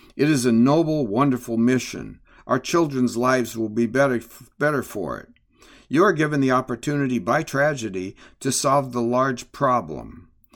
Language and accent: English; Midwest, United States; growing up in the Midwest